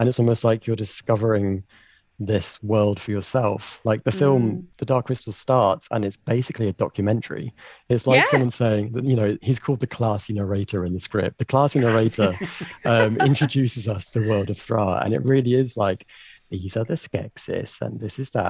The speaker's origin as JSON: {"language": "English", "area": "Suffolk", "region": "East of England", "country": "United Kingdom", "tie": "born or raised there", "said": "There was a little tiny independent shop called Northgate Videos in my hometown in Suffolk"}